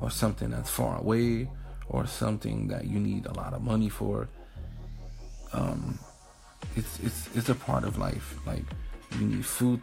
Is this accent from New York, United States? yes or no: yes; New York City, New York, United States; moved away as an adult; also born or lived in Albany, New York / Atlanta, Georgia / Hoover, Alabama; now in New Jersey, United States; I am from New York City, raised in Harlem, Brooklyn as well, Brooklyn, New York. Like I said, born and raised there.